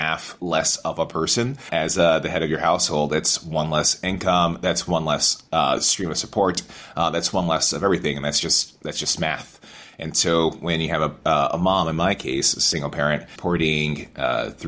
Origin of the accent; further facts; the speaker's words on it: Albany, New York, United States; moved away as an adult; now in Boston, United States; Born and raised in Albany, New York